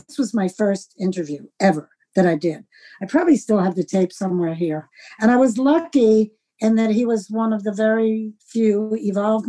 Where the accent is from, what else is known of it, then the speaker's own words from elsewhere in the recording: New York City, New York, United States; growing up in Manhattan.